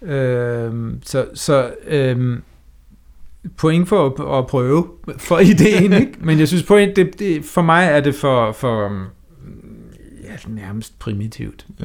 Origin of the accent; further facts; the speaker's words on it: Denmark; man som dansker skal udtrykke sig på engelsk